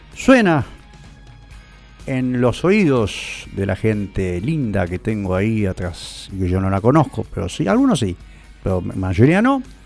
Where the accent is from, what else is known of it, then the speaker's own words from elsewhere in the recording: San Martín, Argentina; also born or lived in San Cristóbal, Buenos Aires; now in Buenos Aires, Argentina; de San Martín, de mi pueblo natal